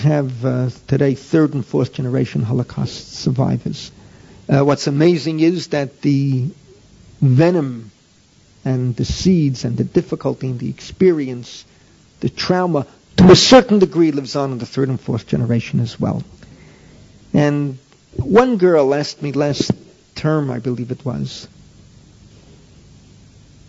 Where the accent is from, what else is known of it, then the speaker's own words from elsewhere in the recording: New York City, New York, United States; I grew up in the Bronx